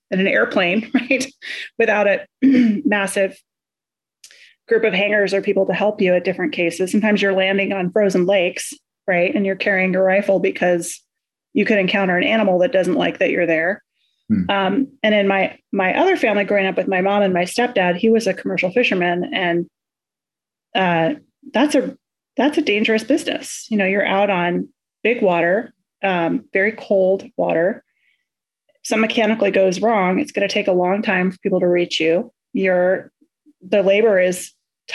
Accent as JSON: {"language": "English", "town": "Kodiak", "region": "Alaska", "country": "United States", "tie": "born or raised there", "also_born_or_lived": "Kenai Peninsula, Alaska", "moved": "as an adult", "lives_now": "Michigan, United States", "said": "I grew up on Kodiak, graduated from high school there, really first through 12th grade"}